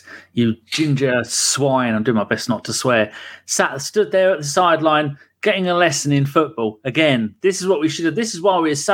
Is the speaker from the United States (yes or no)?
no; England, United Kingdom; I'm English.